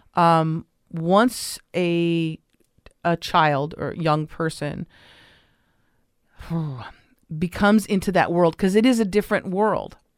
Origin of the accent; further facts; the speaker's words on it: Los Angeles, California, United States; I grew up in Los Angeles